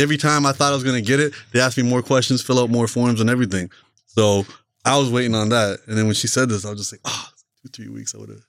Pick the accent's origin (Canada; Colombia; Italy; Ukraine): Canada; I'm Canadian.